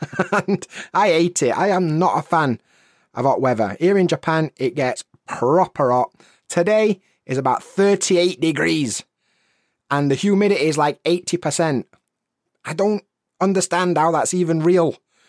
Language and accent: English; England, United Kingdom; Maybe because I'm from North England.